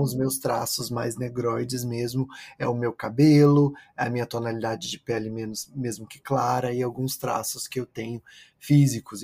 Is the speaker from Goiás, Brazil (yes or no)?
yes; interior of Goiás, Brazil; also born or lived in São Paulo, Brazil; now in New York, United States; eu sou de, do interior de Goiás, uma cidade muito pequena que fica perto de Caldas Novas, que tem 20 mil habitantes.